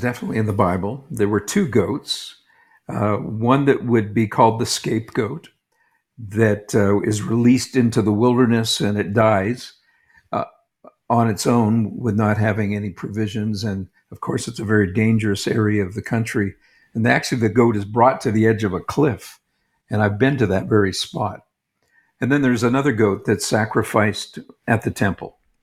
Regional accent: Canada; moved away as an adult; also born or lived in New England, United States / Toronto, Canada; now in Jerusalem, Israel; I'm a Canadian. I lived in, uh, New England, though, as a child and, uh, returned to Canada

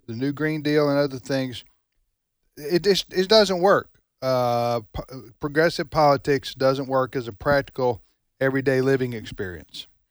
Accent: United States; we as American citizens

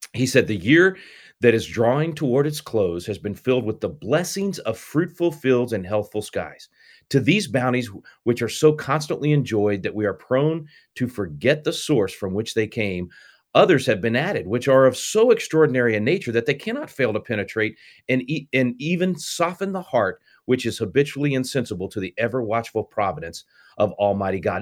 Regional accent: Texas, United States; my home state of Texas

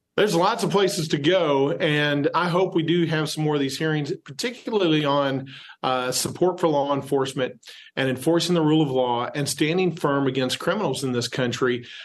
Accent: Texas, United States; my home state, where you see it in Houston and Austin

